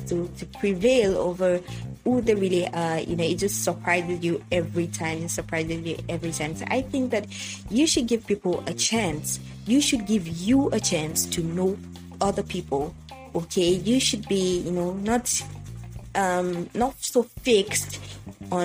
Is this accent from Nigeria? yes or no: yes; Yoruba tribe of Nigeria, Yorubaland, Nigeria; first language Yoruba; English is a second language; I am from the Yoruba, you know, tribe of Nigeria